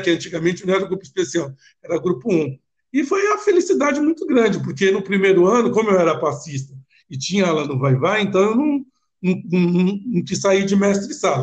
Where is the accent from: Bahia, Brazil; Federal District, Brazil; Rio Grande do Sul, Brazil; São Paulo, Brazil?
São Paulo, Brazil; ali onde eu nasci, na Padre Machado